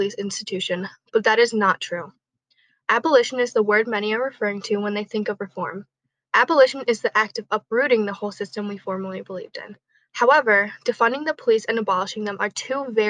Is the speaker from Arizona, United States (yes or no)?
no; Rochester, New York, United States; my hometown of Rochester, New York